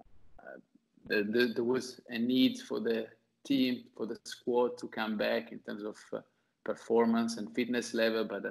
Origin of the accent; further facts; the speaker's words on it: Ferrara, Emilia-Romagna, Italy; moved away as an adult; now in New York, United States; I've been here for the last 6 years, but I'm originally from Ferrara